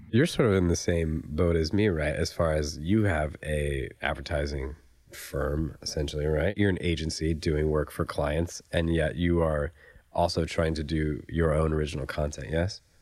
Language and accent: English; Raleigh, North Carolina, United States; now in Los Angeles, United States; I'm from Raleigh, North Carolina.